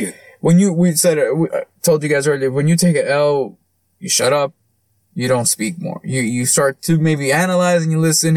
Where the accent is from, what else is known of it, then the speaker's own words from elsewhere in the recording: United States; us as American fans